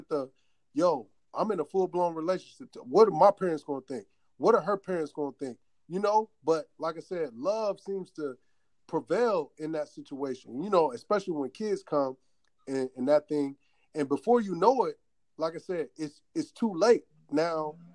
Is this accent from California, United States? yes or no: no; Fayetteville, North Carolina, United States; moved away as an adult; I grew up in Fayetteville, North Carolina.